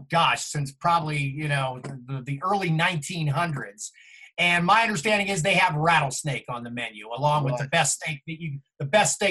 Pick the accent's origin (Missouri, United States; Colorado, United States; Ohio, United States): Ohio, United States; Dayton; now in Denver, United States; I grew up in Dayton, Ohio.